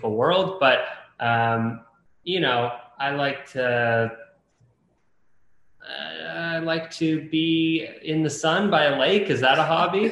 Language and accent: English; Toronto, Ontario, Canada; I'm from Toronto, Canada.